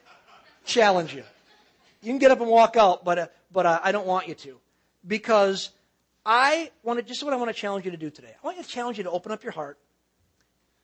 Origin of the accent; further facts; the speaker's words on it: Cedarburg, Wisconsin, United States; moved away as an adult; also born or lived in West Bend, Wisconsin; I was born and raised in Wisconsin. I was born and raised in Cedarburg